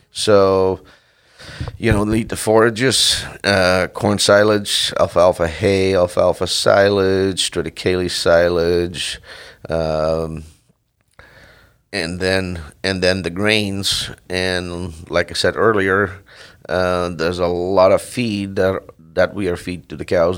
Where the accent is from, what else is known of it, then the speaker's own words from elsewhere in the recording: Netherlands; moved away as an adult; also born or lived in California / Washington; now in Mesa, Washington, United States; I grew up in Holland. Uh, my family had a, a dairy farm